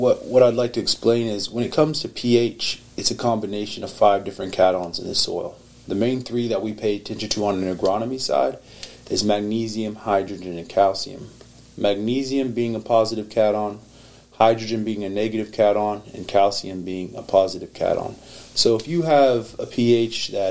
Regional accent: Oklahoma, United States; originally I'm from Oklahoma, down south a little bit

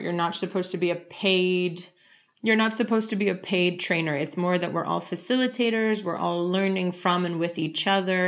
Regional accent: United States; moved away as an adult; also born or lived in Moldova; now in Spain; even though I'm from the United States

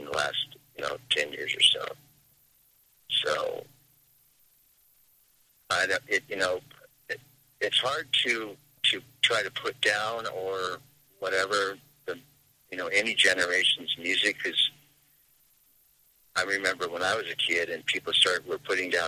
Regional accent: Seattle, Washington, United States; I've played in several bands around my hometown, which is Seattle.

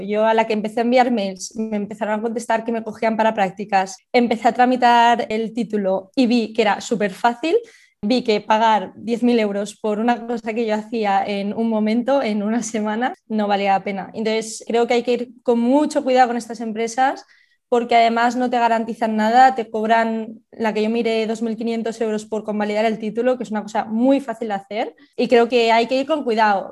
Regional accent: Barcelona, Catalonia, Spain; moved away as an adult; also born or lived in Girona; now in Switzerland; de Barcelona, estudié en Gerona

